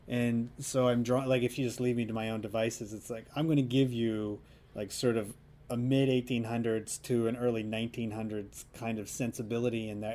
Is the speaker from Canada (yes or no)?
yes; Canada; moved away as an adult; also born or lived in Southern Alberta / Saskatoon, Saskatchewan; now in Vancouver, Canada; I grew up in southern Alberta in Saskatchewan